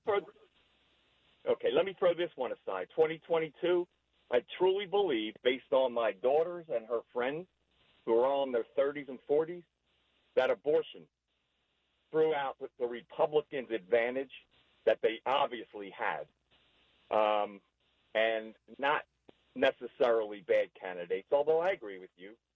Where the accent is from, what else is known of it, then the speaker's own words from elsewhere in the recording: Georgia, United States; I'm from Georgia